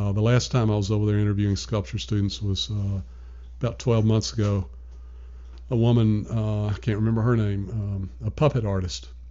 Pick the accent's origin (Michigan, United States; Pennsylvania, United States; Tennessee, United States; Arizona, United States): Tennessee, United States; Nashville; moved away as an adult; also born or lived in New York; now in Richmond, United States; born and raised in Nashville, Tennessee.